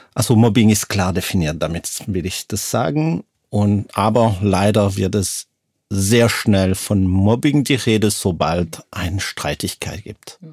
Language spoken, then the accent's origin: German; Lausanne, Vaud, Switzerland; moved away; komme aus Lausanne aus der Schweiz.